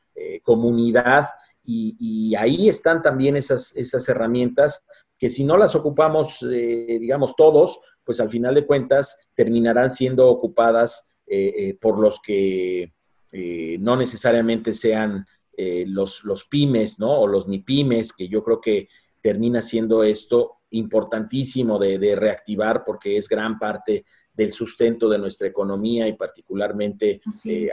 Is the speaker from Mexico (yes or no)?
yes; Mexico; como mexicanos